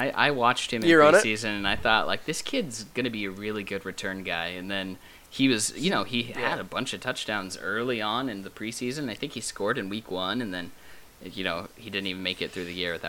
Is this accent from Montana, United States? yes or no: yes; Montana, United States; moved away; I'm from Montana originally